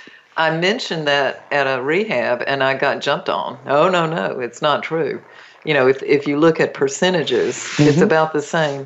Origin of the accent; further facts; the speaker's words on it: North Carolina, United States; moved away; I grew up close to the Rez in North Carolina.